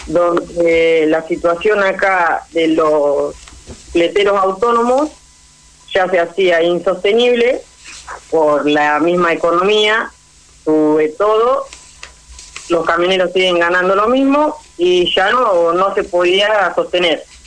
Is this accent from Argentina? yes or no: yes; Tres Arroyos, Buenos Aires Province, Argentina; Tres Arroyos somos Argentina, no estamos a 500 kilómetros de Buenos Aires